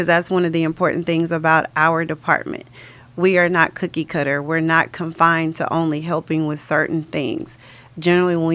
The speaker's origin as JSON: {"language": "English", "town": "Conroe", "region": "Texas", "country": "United States", "tie": "born or raised there", "said": "I was born and raised in Conroe and I've been there my entire life"}